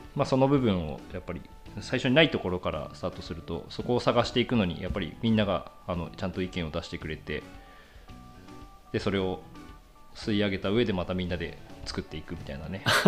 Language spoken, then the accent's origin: Japanese; Yuzawa, Niigata, Japan; moved away as an adult; also born or lived in Hokkaido; 僕はその越後湯沢で生まれ育って